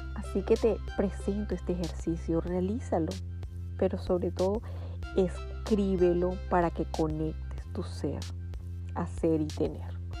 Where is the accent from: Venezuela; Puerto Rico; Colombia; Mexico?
Venezuela; En mi país, como venezolana, aprendí que echarle pichón era forzarme para alcanzar a lograr algo propuesto